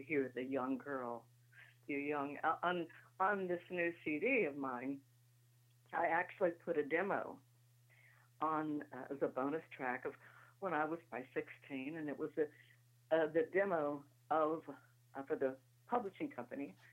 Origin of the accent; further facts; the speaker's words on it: Paintsville, Kentucky, United States; I was born in Paintsville, Kentucky, which is right down the road from Butcher Holler, Kentucky.